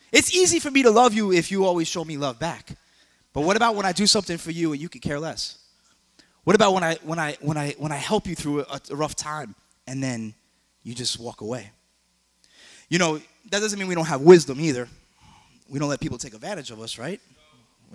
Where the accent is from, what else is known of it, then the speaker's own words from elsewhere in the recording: New York, United States; now in South Florida, United States; I'm from New York